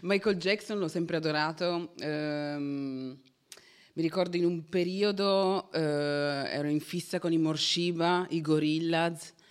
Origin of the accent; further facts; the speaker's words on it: Turin, Piedmont, Italy; Sono di Torino